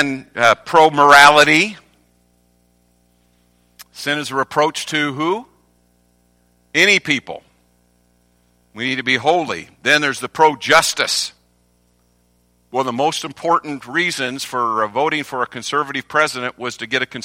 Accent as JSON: {"language": "English", "region": "North Carolina", "country": "United States", "said": "I'm from North Carolina"}